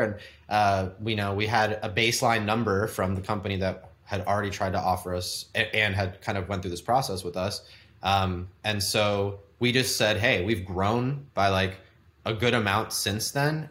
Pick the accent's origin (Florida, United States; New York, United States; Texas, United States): Texas, United States; The Woodlands; also born or lived in San Francisco / Houston; growing up in Texas in Houston, I'm like, we moved from San Francisco to the Woodlands where I grew up